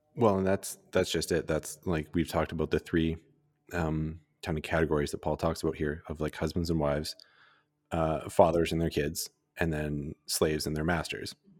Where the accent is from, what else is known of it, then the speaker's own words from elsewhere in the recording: Calgary, Alberta, Canada; growing up in Calgary